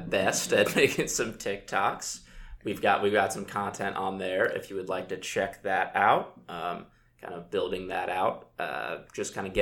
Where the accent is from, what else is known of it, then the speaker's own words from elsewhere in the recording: Louisville, Kentucky, United States; I'm from Louisville